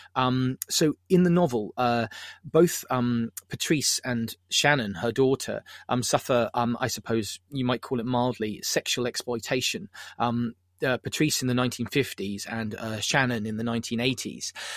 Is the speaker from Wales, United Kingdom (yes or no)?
no; Southampton, South East England, United Kingdom; I'm from Southampton